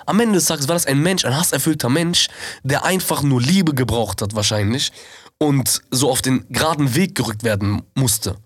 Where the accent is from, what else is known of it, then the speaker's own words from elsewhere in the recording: Germany; wir sind Deutsche